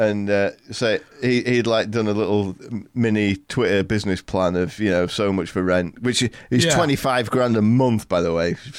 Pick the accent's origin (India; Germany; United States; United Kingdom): United Kingdom; England; because I'm English